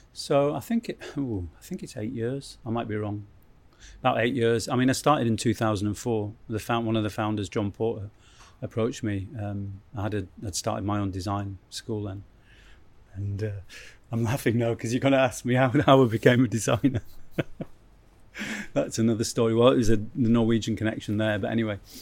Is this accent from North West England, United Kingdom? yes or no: yes; Keswick, North West England, United Kingdom; I grew up in Keswick